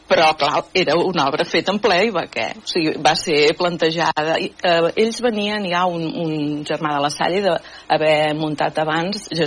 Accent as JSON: {"language": "Catalan", "town": "Manresa", "region": "Catalonia", "country": "Spain", "tie": "born or raised there", "said": "Jo vaig néixer a Manresa i eh, vivíem amb... Vi, bueno, la mare encara hi viu, a la casa, al carrer Alcalde Armengou"}